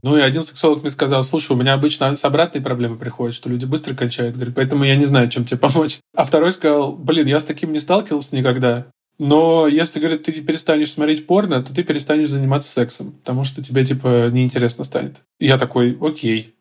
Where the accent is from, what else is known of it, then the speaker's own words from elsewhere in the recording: Volzhsky, Volgograd Oblast, Russia; я вот из Волгоградской области, из Волжского